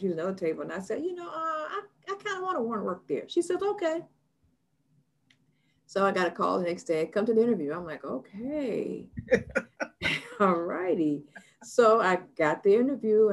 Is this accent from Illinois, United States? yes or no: yes; Chicago, Illinois, United States; moved away as an adult; also born or lived in Georgia / California; I was from Chicago